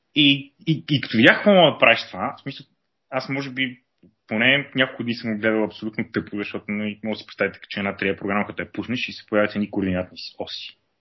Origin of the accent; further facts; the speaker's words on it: Sofia, Sofia City, Bulgaria; also born or lived in Pazardzhik; живял съм в София през съзнателната част от живота си, като а, съм раснал по кварталите.